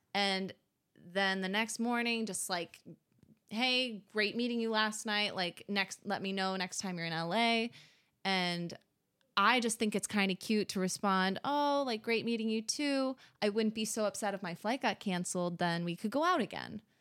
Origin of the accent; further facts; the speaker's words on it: Michigan, United States; now in New York, United States; growing up in Michigan